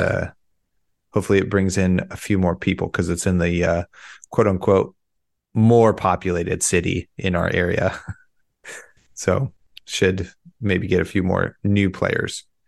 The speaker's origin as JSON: {"language": "English", "country": "United States", "said": "I'm an American, that those count towards me also, even though I live, uh, one mile from the Pacific Ocean"}